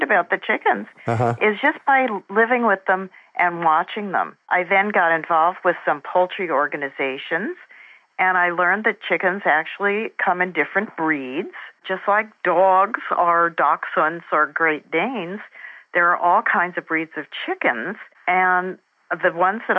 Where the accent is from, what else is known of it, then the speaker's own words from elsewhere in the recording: New Jersey, United States; moved away; also born or lived in San Jose; I grew up in New Jersey, just outside New York City, and I was very much an urban girl